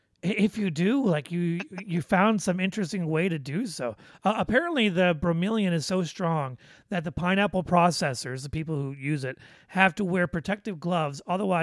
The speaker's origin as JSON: {"language": "English", "region": "Midwest", "country": "United States", "accent": "Midwest", "said": "listen to my little Midwest accent"}